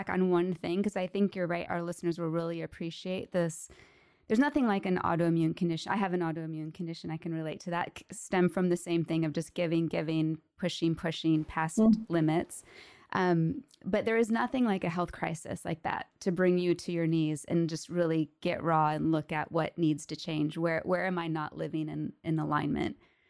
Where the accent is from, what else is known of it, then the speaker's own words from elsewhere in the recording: Ann Arbor, Michigan, United States; Because I'm from Ann Arbor, Michigan.